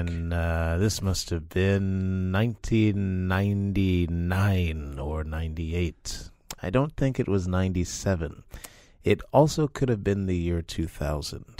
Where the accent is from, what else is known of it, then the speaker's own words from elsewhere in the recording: Texas, United States; moved away as an adult; I was born in Texas and I grew up there.